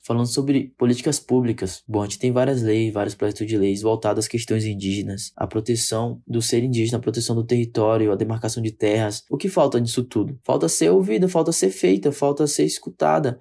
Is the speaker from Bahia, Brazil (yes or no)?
yes; Santa Cruz Cabrália, Bahia, Brazil; moved away as an adult; now in Salvador, Brazil; Eu sou nascido e criado na aldeia Pataxó de Coroa Vermelha, que fica lá no extremo sul da Bahia, próximo à cidade de Porto Seguro, na cidade de Santa Cruz Cabralha